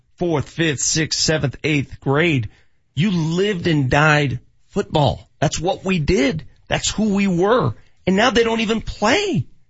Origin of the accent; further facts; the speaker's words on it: Denver, Colorado, United States; when I was growing up in North Denver in the 80s